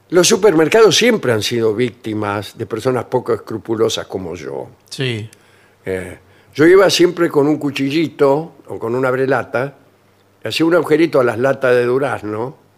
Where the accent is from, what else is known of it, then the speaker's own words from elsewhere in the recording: Japan; ¿Usted es japonés? Sí, soy japonés, ¿cómo le va?